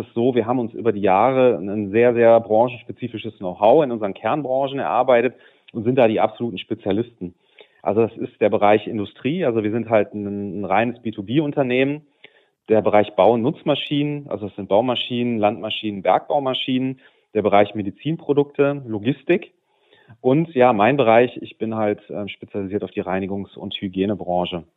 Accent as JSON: {"language": "German", "town": "Düsseldorf", "region": "North Rhine-Westphalia", "country": "Germany", "also_born_or_lived": "Cologne", "said": "als Düsseldorfer"}